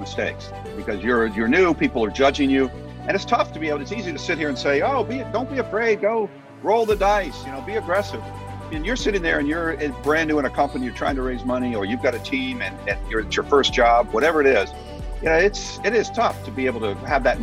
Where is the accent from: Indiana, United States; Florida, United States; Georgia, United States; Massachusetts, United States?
Georgia, United States; Atlanta; growing up in Atlanta for most of my life